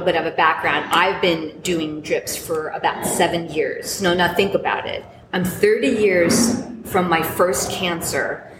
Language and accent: English; New York, United States; I'm looking to open a business in my hometown called the Drip Bar